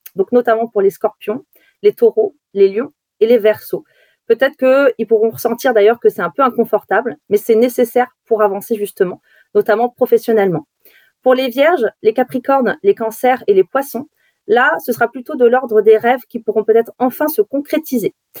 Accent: Brittany, France; quand on est euh, de Bretagne

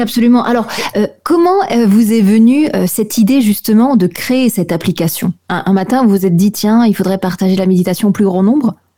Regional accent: Alsace, Grand Est, France; je suis alsacienne

